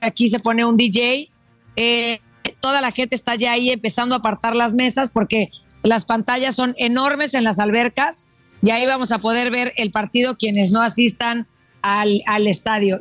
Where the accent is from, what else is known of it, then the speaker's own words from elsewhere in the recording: Mexico; nosotros como mexicanos